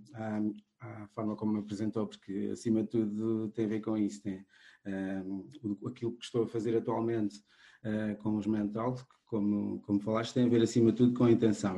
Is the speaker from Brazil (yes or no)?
no; Cape Verde; now in Portugal; eu sou cabo-verdiano, embora agora também já seja português, mas nasci em Cabo Verde.